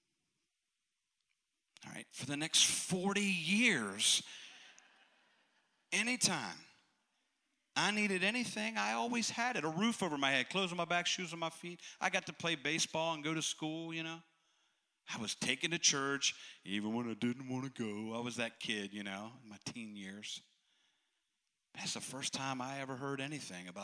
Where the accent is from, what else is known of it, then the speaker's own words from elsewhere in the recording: Western Maryland, United States; the moment I was born, I was placed immediately into an orphanage in Western Maryland.